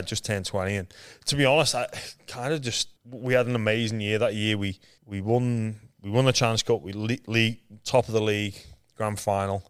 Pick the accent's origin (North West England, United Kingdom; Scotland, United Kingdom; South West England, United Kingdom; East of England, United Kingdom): North West England, United Kingdom; Liverpool; moved away as an adult; now in Australia; I was born in Liverpool, England. where there's no rugby league. I'm one of seven kids